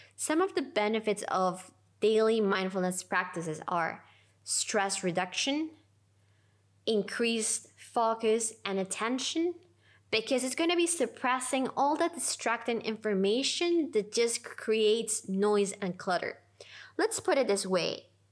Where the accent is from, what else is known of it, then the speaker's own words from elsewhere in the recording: Lima, Peru; I decided to take my first teacher trainings in Lima, my hometown.